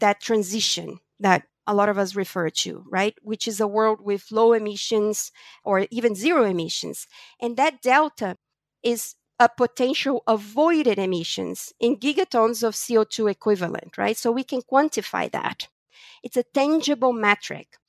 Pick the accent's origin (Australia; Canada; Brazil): Brazil; moved away; also born or lived in United States / New York / Europe; I was born in Brazil from a Portuguese family.